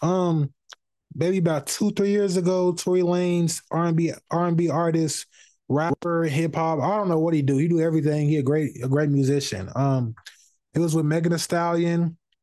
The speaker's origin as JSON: {"language": "English", "town": "Indianapolis", "region": "Indiana", "country": "United States", "said": "I'm from the West Side of Indianapolis."}